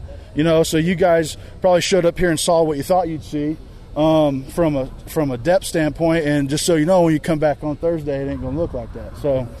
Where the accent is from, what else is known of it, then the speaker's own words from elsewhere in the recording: Kansas City, Missouri, United States; moved away; also born or lived in Miami, Florida; I was born in Miami, Florida, so I grew up in the water and moved to Kansas City. Grew up going to the lakes, Lake of the Ozarks, so I'm a water person